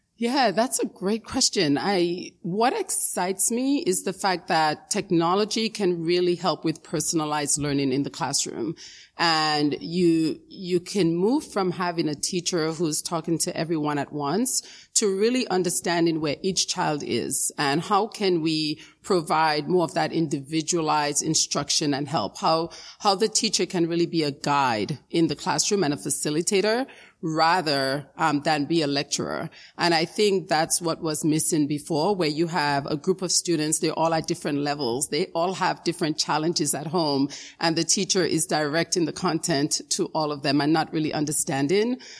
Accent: New York City, New York, United States; also born or lived in Dominica; I immigrated from Dominica in the Caribbean, um, when I was around nine years old. And I lived in the Bronx, in the South Bronx, um, for many years. Um, that's where I grew up

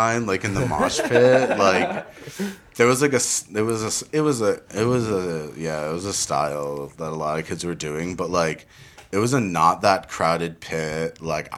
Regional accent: Summit, New Jersey, United States; Summit High School in New Jersey. I grew up in New Jersey

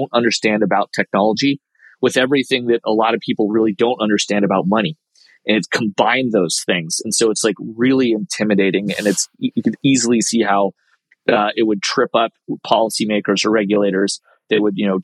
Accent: United States; as an American director of a firm

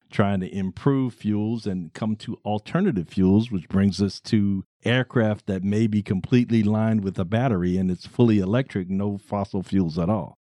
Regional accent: Baltimore, Maryland, United States; I am from Baltimore City, the land of pleasant living, the monumental city

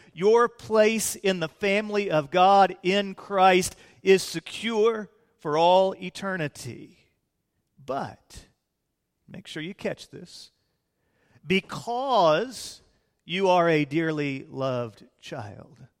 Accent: Fort Worth, Texas, United States; also born or lived in Illinois; we moved to Fort Worth when I was about eight years of age

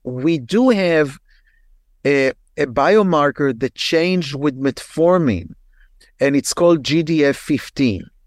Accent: Israel; moved away as an adult; now in United States; I'm, I'm originally from Israel, and when I practiced in Israel in the eighties

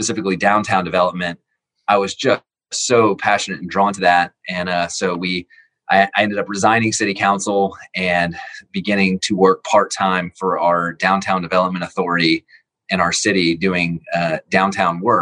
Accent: Lilburn, Georgia, United States; also born or lived in Lawrenceville; I grew up in Lilburn, so I went to elementary, middle, and high school all on Cole Road

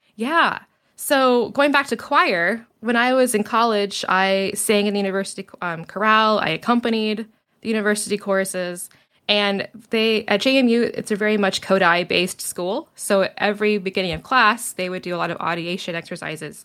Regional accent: Virginia, United States; also born or lived in Utah; I was born in Utah. We moved to Virginia when I was seven

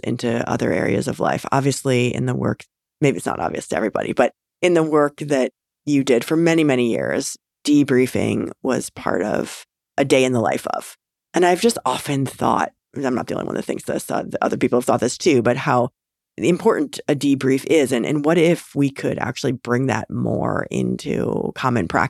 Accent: Western Illinois, United States; moved away; I'm a Midwesterner too, and grew up in Western Illinois

